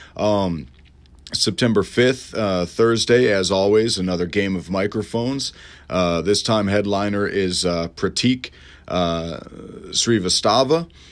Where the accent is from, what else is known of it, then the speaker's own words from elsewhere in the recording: Elmhurst, Illinois, United States; moved away; I'm going back to my hometown of Elmhurst